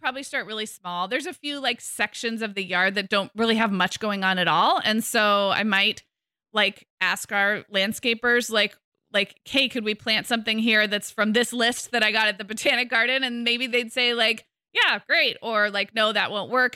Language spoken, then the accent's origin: English; California, United States; I'm a Californian. We've all, like, we all grew up in droughts in the nineties